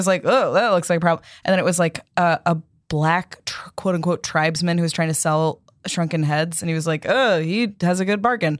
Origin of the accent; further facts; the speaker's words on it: East Coast, United States; I'm from the East Coast